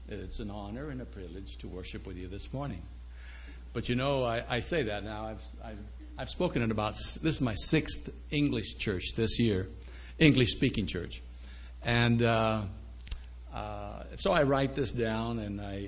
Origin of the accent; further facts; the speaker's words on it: Chico, California, United States; also born or lived in Seattle, Washington; We had a farm in Chico, California.